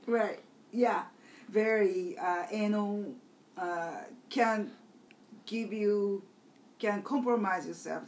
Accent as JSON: {"language": "English", "country": "Japan"}